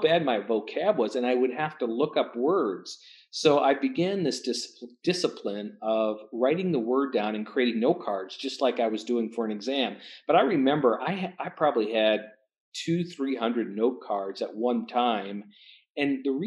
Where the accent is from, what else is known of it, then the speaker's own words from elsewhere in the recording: North Dakota, United States; I grew up in North Dakota